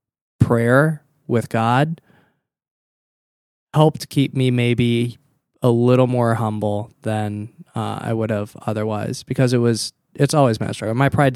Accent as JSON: {"language": "English", "town": "Appleton", "region": "Wisconsin", "country": "United States", "tie": "born or raised there", "also_born_or_lived": "Minnesota", "said": "No, I grew up a couple hours north of here in Appleton."}